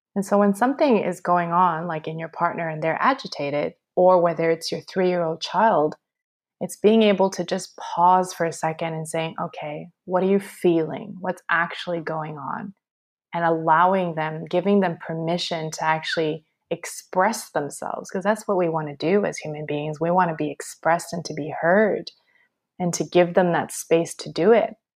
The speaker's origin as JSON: {"language": "English", "town": "Montreal", "region": "Quebec", "country": "Canada", "tie": "born or raised there", "moved": "as an adult", "lives_now": "Australia", "said": "I'm born and raised in Montreal"}